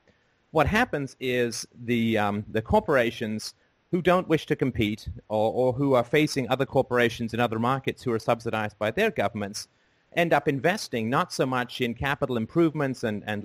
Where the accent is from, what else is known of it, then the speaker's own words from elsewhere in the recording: England, United Kingdom; also born or lived in Ireland; I was born in Ireland and grew up in England